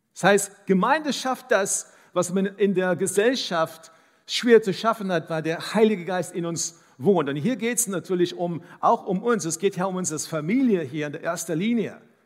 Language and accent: German; South Africa; first language English; German is a second language; now in Dresden, Germany; Ich bin in Südafrika aufgewachsen